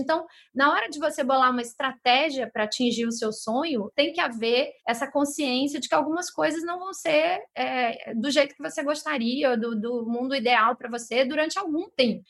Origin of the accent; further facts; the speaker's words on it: São Luís, Maranhão, Brazil; moved away as an adult; also born or lived in Rio de Janeiro; voltar a morar na, na minha cidade natal, onde a minha mãe estava